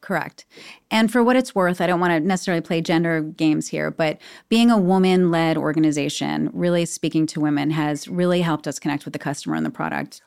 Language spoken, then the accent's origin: English; New York City, New York, United States; I was born on eighty-eighth Street. I, I grew up on eighty-eighth Street